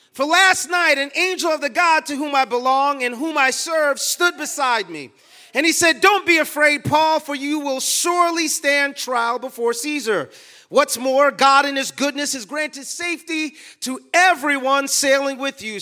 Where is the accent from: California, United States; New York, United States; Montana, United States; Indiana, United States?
New York, United States; New York City; also born or lived in Texas; I was born in the Bronx